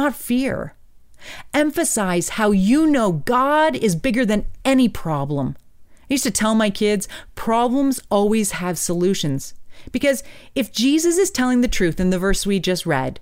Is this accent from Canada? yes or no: yes; Hamilton, Ontario, Canada; my hometown, Hamilton, Ontario